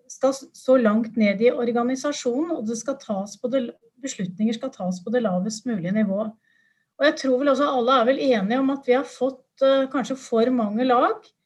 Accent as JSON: {"language": "Norwegian", "region": "Buskerud", "country": "Norway", "said": "jeg kom fra Buskerud"}